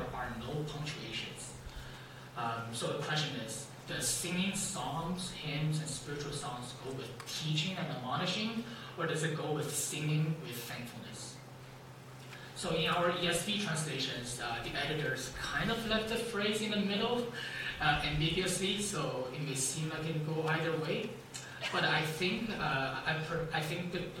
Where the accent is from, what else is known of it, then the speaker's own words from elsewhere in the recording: China; moved away; I was born and raised in China